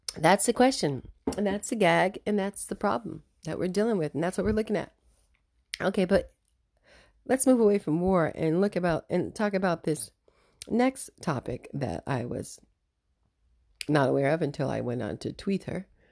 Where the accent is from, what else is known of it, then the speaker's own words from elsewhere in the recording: United States; being an American